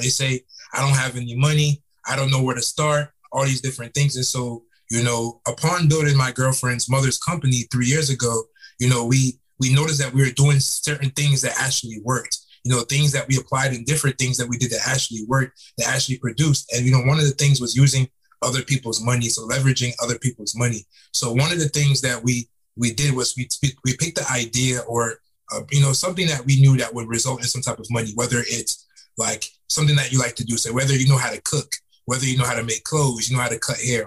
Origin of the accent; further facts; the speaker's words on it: Fort Lauderdale, Florida, United States; also born or lived in Tampa, Florida; now in Atlanta, United States; I'm from South Florida. I'm from Fort Lauderdale, Florida.